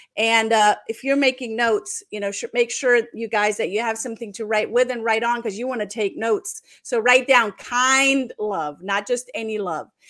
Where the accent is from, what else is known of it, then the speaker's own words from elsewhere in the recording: Germany; I'm just German